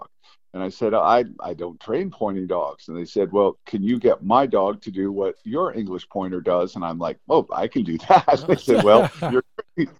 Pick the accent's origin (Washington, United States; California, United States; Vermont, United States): Vermont, United States; Stowe; I'm originally from Stowe, Vermont